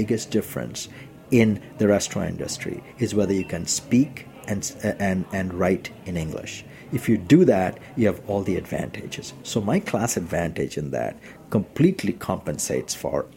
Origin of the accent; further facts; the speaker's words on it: India; now in United States; I'm Indian.